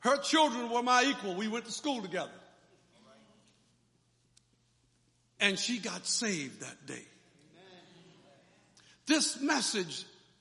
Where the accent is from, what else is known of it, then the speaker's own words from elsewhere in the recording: Florida, United States; moved away; also born or lived in Delaware; the church where I grew up in Florida